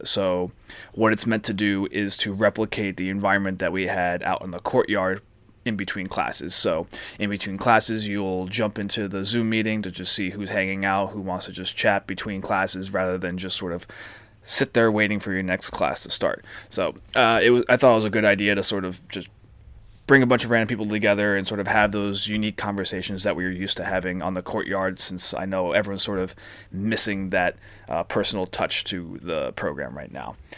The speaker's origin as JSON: {"language": "English", "region": "New Jersey", "country": "United States", "tie": "born or raised there", "also_born_or_lived": "Blacksburg, Virginia / Washington, D.C.", "moved": "as an adult", "lives_now": "Los Angeles, United States", "said": "Born and raised in New Jersey, particularly the Jersey Shore"}